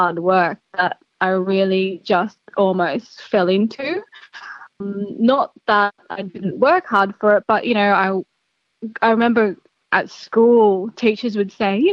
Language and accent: English; Gilgandra, New South Wales, Australia; now in Sydney, Australia; I grew up in Gilgandra in Western New South Wales.